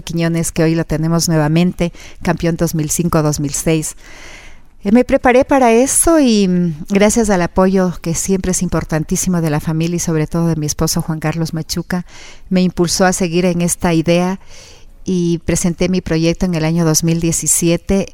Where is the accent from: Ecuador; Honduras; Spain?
Ecuador; Quito, Pichincha; yo me crecí en el Estadio Olímpico Atahualpa, mi padre me llevaba los fines de semana